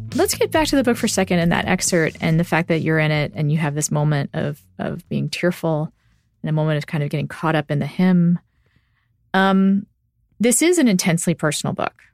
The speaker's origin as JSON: {"language": "English", "town": "Austin", "region": "Texas", "country": "United States", "tie": "born or raised there", "also_born_or_lived": "Round Rock, Texas", "said": "I'm from Austin"}